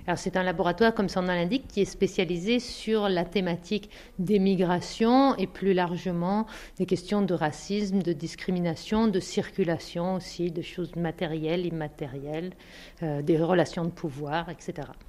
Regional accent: Bosnia & Herzegovina; French is a second language; moved away as an adult; je suis venue de Bosnie, je suis musulmane de Bosnie

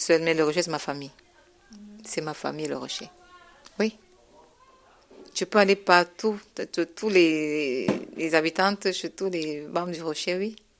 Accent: Cameroon; now in Grenoble, France; je viens du Cameroun et je ne suis pas encore régularisée

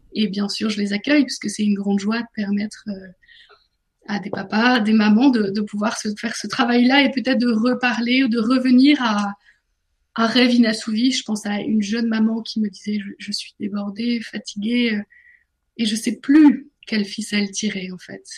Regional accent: northern France, France; now in Paris, France; J'ai grandi dans le nord de la France, mais je suis parisienne maintenant.

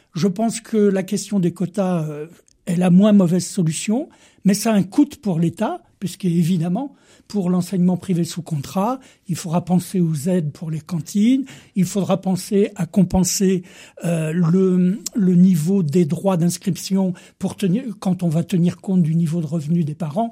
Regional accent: Vendée, Pays de la Loire, France; je suis de Vendée

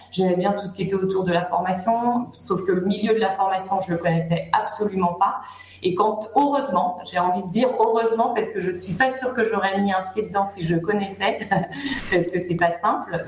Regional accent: Brittany, France; moved away as an adult; also born or lived in Paris; now in Troyes, France; je suis bretonne d'origine

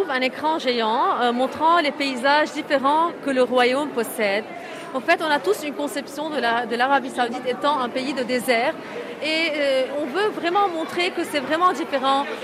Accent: Lebanon; Oui, je suis libanaise.

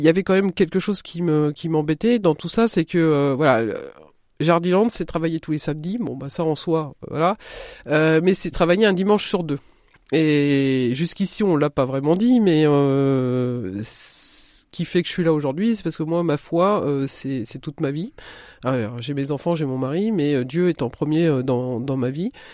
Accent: Querqueville, Normandy, France; moved away as an adult; also born or lived in Coutances; now in Marne, France; j'ai grandi là-bas, j'ai fait toutes mes études euh, jusqu'en jusqu'à 16 ans euh, pile à Carqueville, enfin Cherbourg et Carqueville

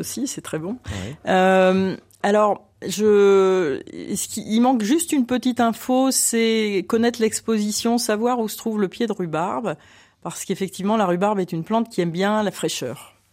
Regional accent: Lille, Hauts-de-France, France; now in Lyon, France; je, ne suis pas originaire de la région lyonnaise, je suis lilloise

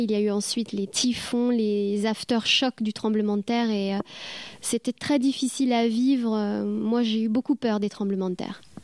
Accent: France; moved away as an adult; also born or lived in Japan / New Zealand; now in Caen, France; je suis française

